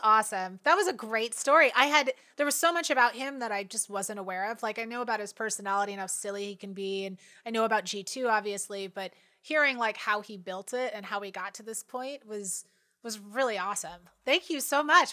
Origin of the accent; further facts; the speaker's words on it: Washington, United States; also born or lived in Seattle; I went to college in Seattle and grew up in Washington